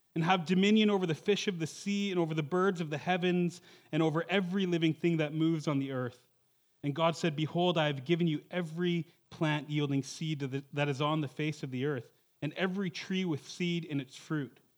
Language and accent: English; Toronto, Ontario, Canada; moved away as an adult; also born or lived in Western Canada; I'm from the Toronto area.